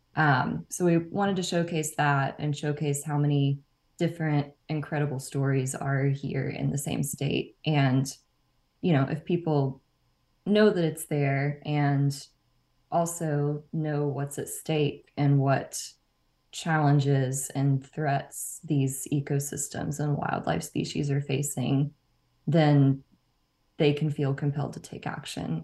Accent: Nacogdoches, Texas, United States; moved away as an adult; also born or lived in College Station, Texas; now in Austin, United States; I'm from Nacogdoches in East Texas

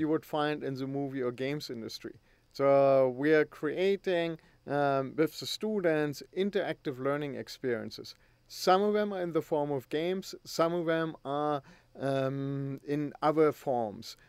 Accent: Germany; moved away; back in Germany when I grew up.

